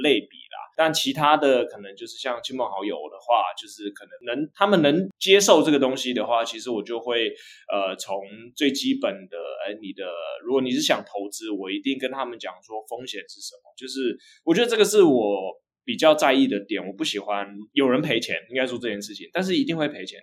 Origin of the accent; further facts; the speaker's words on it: Hsinchu, Taiwan; 我是来自新竹的